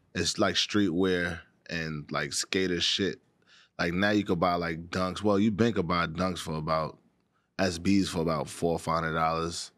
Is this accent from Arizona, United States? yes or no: no; New York City, New York, United States; growing up in Harlem